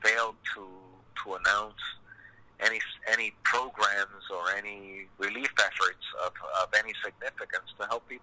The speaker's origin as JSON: {"language": "English", "country": "United States", "tie": "born or raised there", "said": "my parents are Puerto Rican and I was born here in the United States"}